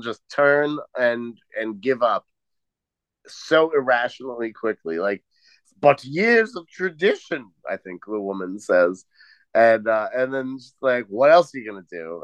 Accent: New York, United States; moved away; I grew up in New York, right? That's where I'm from

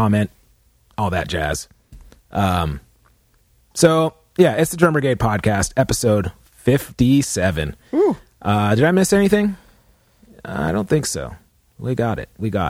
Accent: California, United States; we're from California

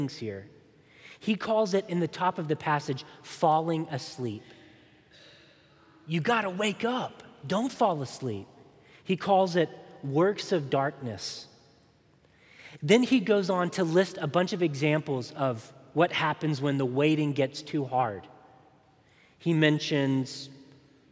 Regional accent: Chattanooga, Tennessee, United States; my hometown of Chattanooga, Tennessee

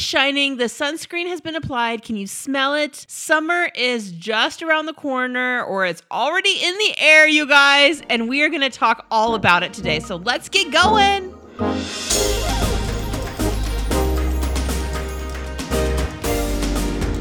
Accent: California, United States; we're from California

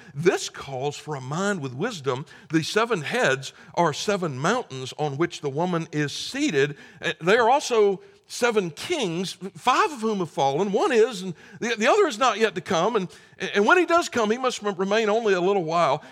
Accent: the South, United States; growing up in the South

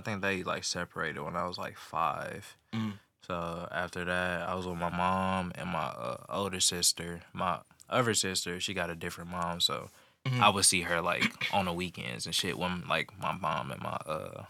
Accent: St. Louis, Missouri, United States; I'm from St. Louis, Missouri.

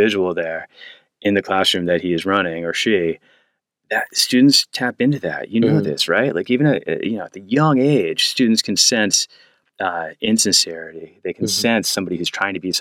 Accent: United States; as an American

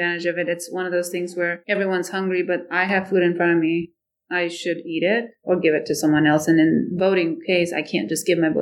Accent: Nepal; English is a second language; also born or lived in Canada; now in Ankeny, United States; I grew up in Nepal. I lived part of my life in Canada

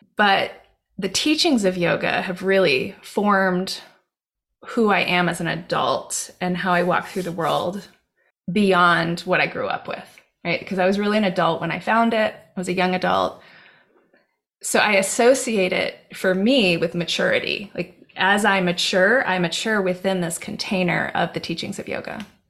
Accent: Hawaii, United States; moved away; I grew up in Hawaii. And I grew up in the jungle.

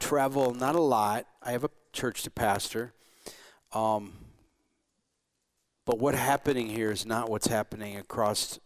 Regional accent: Morenci, Michigan, United States; I grew up in Morenci, Michigan, another border town

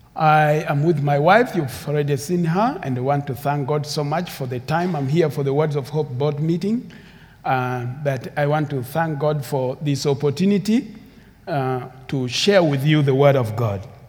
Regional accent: Uganda; English is a second language; also born or lived in Sudan; My background is Sudanese, but I grew up in Uganda

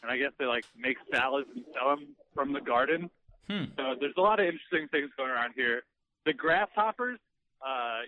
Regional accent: Iowa, United States; I'm from Iowa

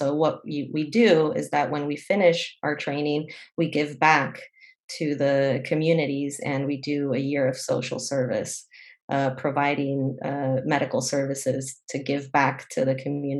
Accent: Morelia, Michoacán, Mexico; now in Bay Area, United States; So I am from Morelia, Michoacán, Mexico. Morelia is the city, the capital of the state of Michoacán. That's where I was born and raised for part of my life. I'm definitely a binational person. I grew up half my life in Mexico and half my life here in the Bay Area.

